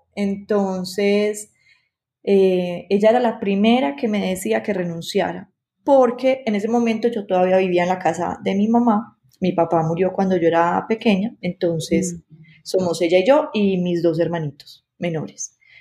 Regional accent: Medellín, Antioquia, Colombia; yo soy de la ciudad de Medellín, Colombia

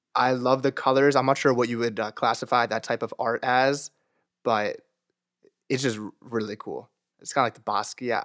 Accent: New Jersey, United States; I'm from New Jersey

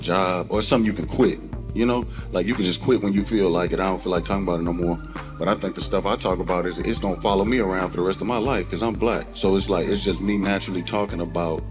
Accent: East St. Louis, Illinois, United States; I grew up in East St. Louis.

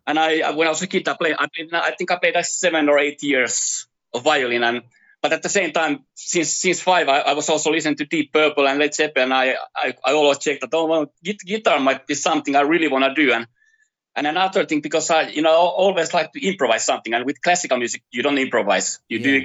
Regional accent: Finland; moved away as an adult; now in Brazil; I'm from Finland. So I first first thirty years of my life I spent in Finland

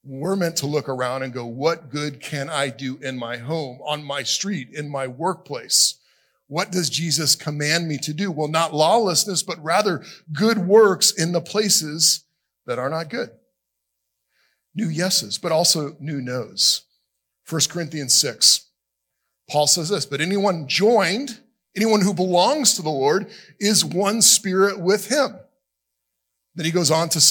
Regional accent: South Florida, United States; moved away as an adult; also born or lived in Alabama / Nashville; When I grew up in South Florida, I said, you guys, a lot.

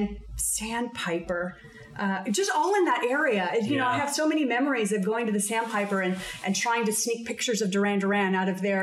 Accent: Pinole, California, United States; now in Hercules, United States; I was born and raised in Pinole

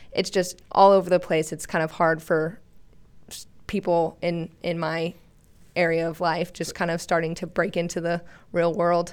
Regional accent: Searcy, Arkansas, United States; I'm from Searcy, Arkansas, central area

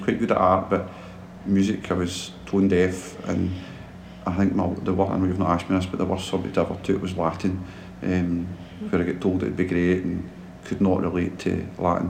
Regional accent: Dorai, Scotland, United Kingdom; where I grew up in Dorai

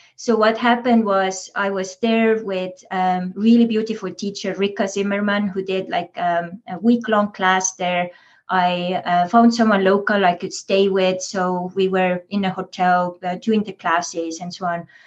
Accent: Estonia; moved away; also born or lived in Big Island, Hawaii; as coming from Estonia, I grew up in Soviet Estonia

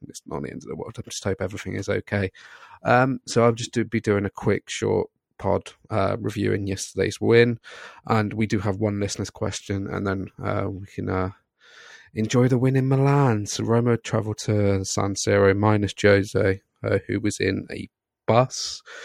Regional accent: Scotland, United Kingdom; I'm Scottish

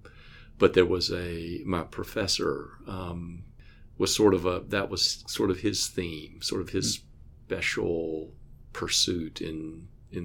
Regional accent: Atlanta, Georgia, United States; I grew up in the Baptist church, in a large Baptist church in Atlanta

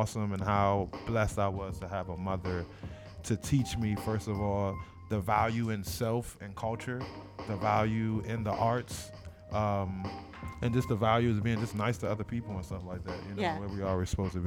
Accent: Washington, District of Columbia, United States; moved away; also born or lived in Seat Pleasant, Maryland; I'm not from the West Coast at all. I'm from the East Coast. I'm from Washington, D.C.

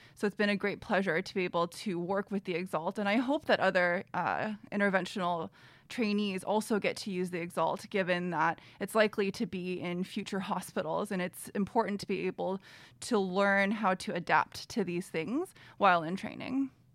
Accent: Bay Area, California, United States; now in Los Angeles, United States; I am from the Bay Area originally

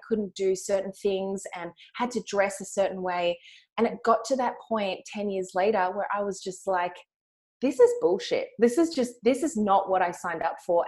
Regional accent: Melbourne, Victoria, Australia; accent: Australian; moved away; I'm also from Australia. You can hear from my accent.

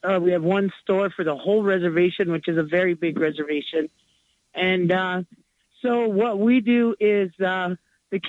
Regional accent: Pine Ridge, South Dakota, United States; I was born and raised in Pine Ridge, South Dakota.

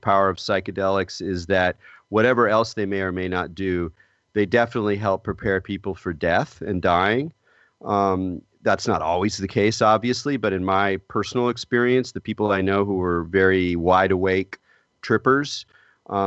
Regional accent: California, United States; moved away as an adult; also born or lived in New York City; I'm from California

